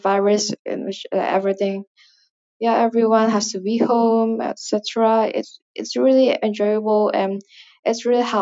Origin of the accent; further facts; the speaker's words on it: Indonesia; first language Indonesian; English is a second language; English is not my mother tongue. As I've said before, I'm from Indonesia, so Indonesian is my first language and obviously my mother tongue.